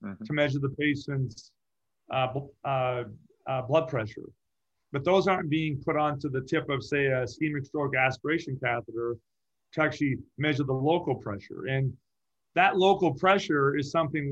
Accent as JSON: {"language": "English", "region": "Massachusetts", "country": "United States", "tie": "born or raised there", "moved": "yes", "lives_now": "Orange County, United States", "said": "I grew up in Massachusetts, so I had four seasons"}